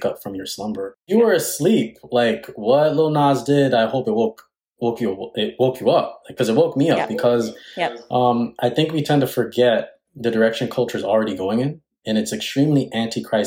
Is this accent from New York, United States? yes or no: yes; New York City, New York, United States; I hail from Queens, New York. And so I grew up in Queens, New York, have been here all my life